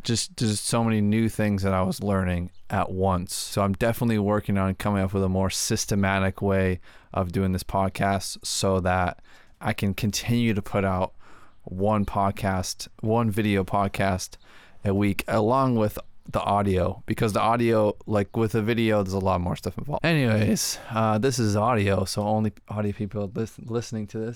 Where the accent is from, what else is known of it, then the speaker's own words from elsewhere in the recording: Massachusetts, United States; we're both from Massachusetts